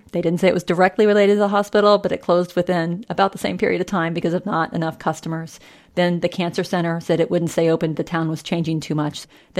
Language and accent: English; southeastern Kansas, United States; moved away; You drive another hour south and you hit my hometown.